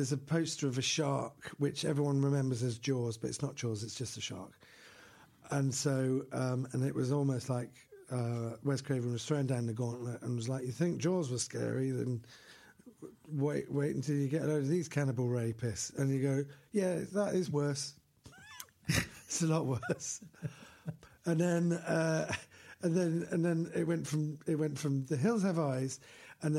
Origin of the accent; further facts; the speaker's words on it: London, United Kingdom; And I grew up in London in the 80s.